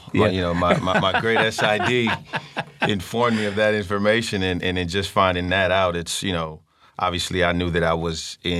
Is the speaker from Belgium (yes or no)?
no; Nigeria; You know, for one, I kind of went hidden a little bit as a Nigerian.